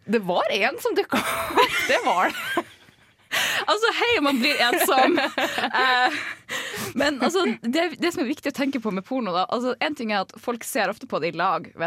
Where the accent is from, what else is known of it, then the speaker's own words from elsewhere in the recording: Jevnaker, Buskerud, Norway; jeg er fra Jevnaker, jeg må spesifisere det når jeg forteller det her.